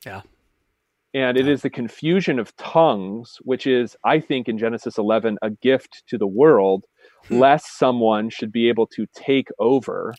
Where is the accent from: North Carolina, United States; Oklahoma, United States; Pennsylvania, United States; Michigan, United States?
Pennsylvania, United States; Appalachian; where I'm from, just to be clear, we don't have the Amish because it's Appalachia